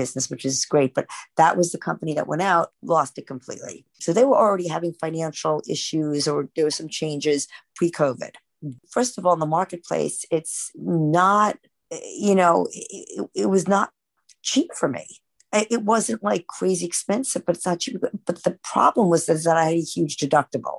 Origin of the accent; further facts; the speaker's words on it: New York City, New York, United States; also born or lived in Flushing, Queens; Born and raised in Manhattan